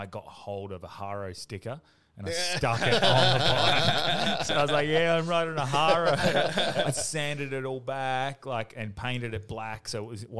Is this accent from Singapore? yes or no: no; Australia; I grew up in Greenwood.